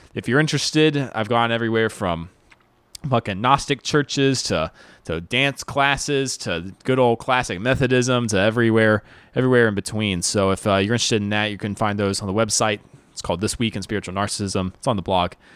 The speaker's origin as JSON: {"language": "English", "region": "the South", "country": "United States", "tie": "born or raised there", "said": "I grew up in the South"}